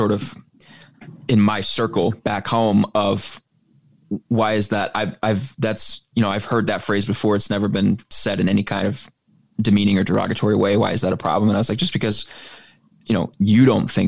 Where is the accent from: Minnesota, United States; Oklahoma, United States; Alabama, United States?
Oklahoma, United States; moved away; I grew up in Oklahoma